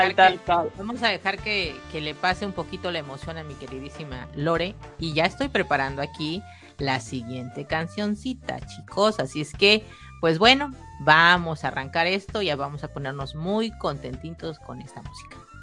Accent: Mexico; yo soy mexicana

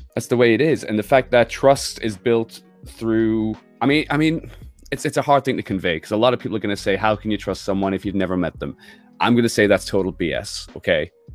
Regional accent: United Kingdom

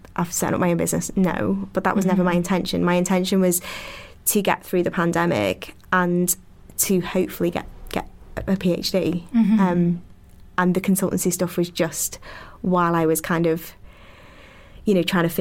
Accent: Liverpool, North West England, United Kingdom; accent: Scouse; being from the north and having a Scouse accent

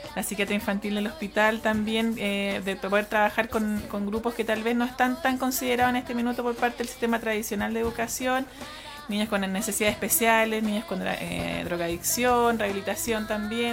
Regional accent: Santiago, Santiago Metropolitan Region, Chile; now in Aysén, Chile; Yo nací, crecí Santiago y, en Santiago vivíamos en un pasaje

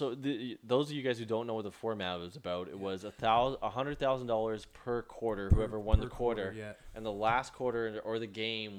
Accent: Newfoundland and Labrador, Canada; moved away; I'm originally from Newfoundland.

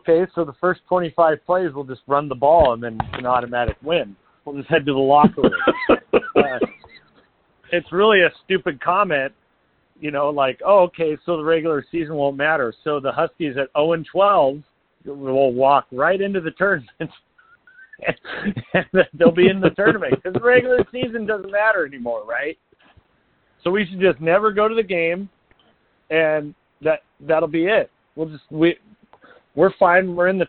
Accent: Nebraska, United States; I grew up in Nebraska playing Colorado

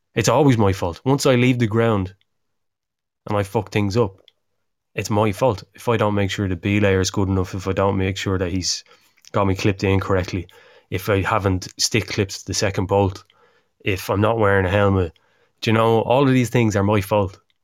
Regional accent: Ireland

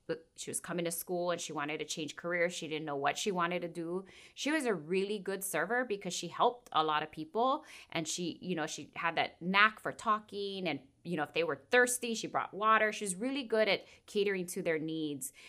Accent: Kauai, Hawaii, United States; it's not very unique on this island, but I'm born and raised here.

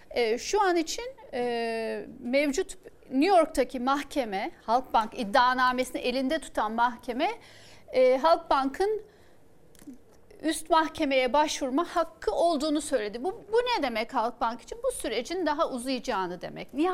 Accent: Istanbul, Turkey; Ben bir İstanbullu olarak e, bu tarz e, engellemelerin e, İmamoğlu'na kredi olarak yazdığını düşünüyorum.

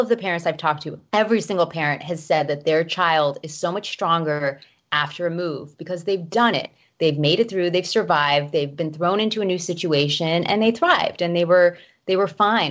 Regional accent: Miami, Florida, United States; moved away; also born or lived in Chicago / Knoxville; I'm from Miami, Florida originally

